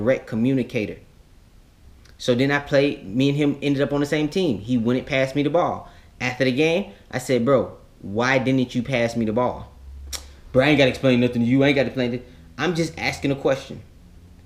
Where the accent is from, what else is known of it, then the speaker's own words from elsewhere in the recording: Florida, United States; I'm a kid from Florida.